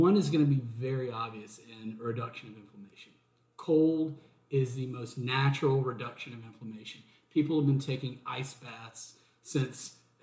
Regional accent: Watkinsville, Georgia, United States; moved away as an adult; also born or lived in Los Angeles, California / Hermosa Beach, California; now in Charleston, United States; I grew up in Watkinsville, Georgia, which is near Athens, but then I lived in LA, Hermosa Beach, for about 4 or 5 years

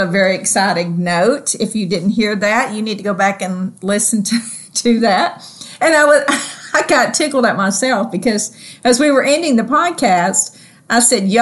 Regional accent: the South, United States; accent: Southern; my wonderful Southern accent.

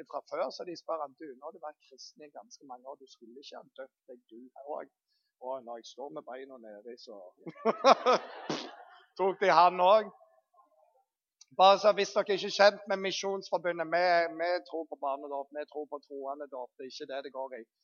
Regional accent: Bryne, Rogaland, Norway; vi kommer fra Bryne.

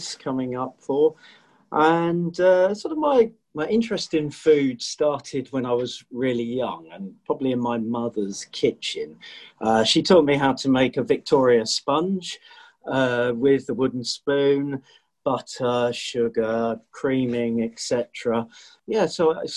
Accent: England, United Kingdom; also born or lived in Leicestershire; me being English

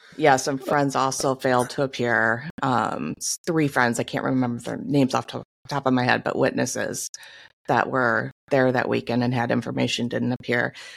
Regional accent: Michigan, United States; moved away; I'm from Michigan

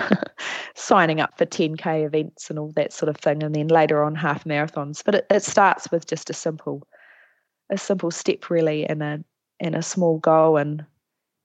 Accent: Whanganui, Manawatū-Whanganui, New Zealand; moved away as an adult; now in Palmerston North, New Zealand; I grew up in Whanganui.

